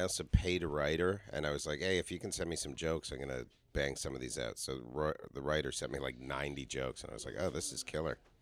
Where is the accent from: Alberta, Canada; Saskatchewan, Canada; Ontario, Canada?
Ontario, Canada; Toronto; moved away; also born or lived in New York City, United States; I grew up middle class in Toronto